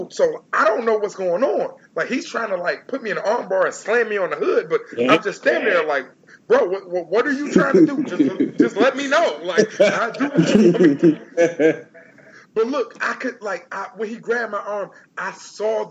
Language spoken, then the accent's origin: English; Detroit, Michigan, United States; I'm from Detroit. I'm from the east side. I'm from the hood. I live in the hills now